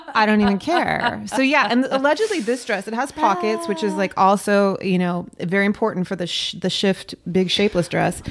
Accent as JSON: {"language": "English", "town": "Long Beach", "region": "California", "country": "United States", "tie": "born or raised there", "moved": "as an adult", "lives_now": "Los Angeles, United States", "said": "I grew up in Long Beach and I lived in Long Beach and I came to LA for work"}